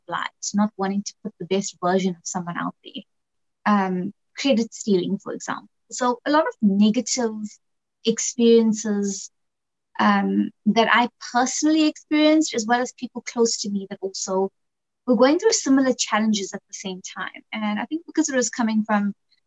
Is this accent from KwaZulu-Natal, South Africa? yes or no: yes; Hillcrest, south of Durban, KwaZulu-Natal, South Africa; So I grew up in a little town called Shellcrest, which is south of Durban.